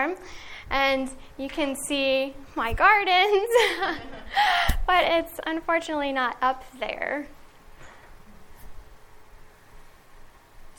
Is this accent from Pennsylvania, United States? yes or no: no; Middle Tennessee, United States; I grew up on Bountiful Blessings Farm in Middle Tennessee